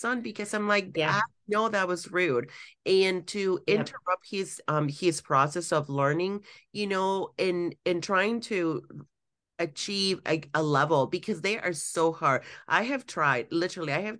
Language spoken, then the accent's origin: English; Mexico; moved away; I grew up in Mexico